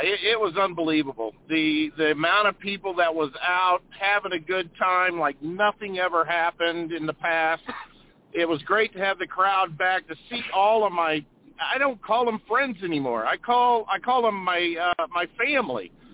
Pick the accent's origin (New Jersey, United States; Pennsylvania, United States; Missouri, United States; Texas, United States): Missouri, United States; St. Louis; growing up in the St. Louis area